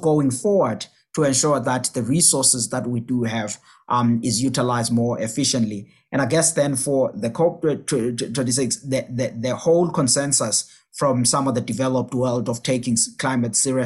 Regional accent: South Africa; my home country in South Africa

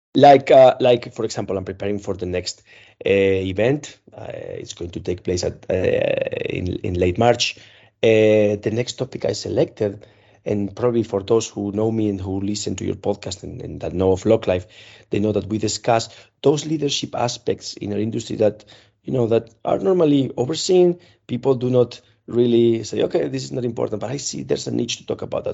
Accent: Spain; moved away as an adult; now in Czech Republic; I am from Spain

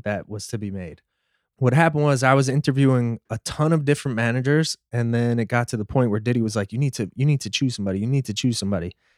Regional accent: New York City, New York, United States; growing up in Brooklyn

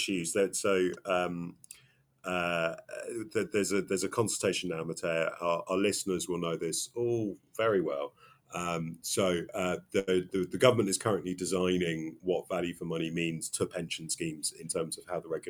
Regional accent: England, United Kingdom; I'm very English

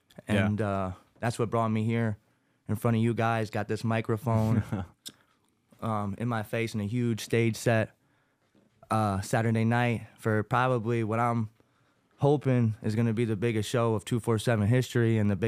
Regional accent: Landenburg, Pennsylvania, United States; also born or lived in Newark, Delaware; Growing up in Landenburg, Pennsylvania, I was born in Newark, Delaware, grew up wrestling here in PA.

